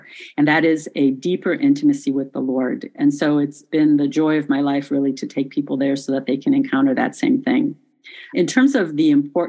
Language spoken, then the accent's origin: English; Chicago, Illinois, United States; also born or lived in village near Medjugorje, Bosnia and Herzegovina; I am Croatian, but my family moved to the United States when I was 2 years old. And so I grew up in the Chicago area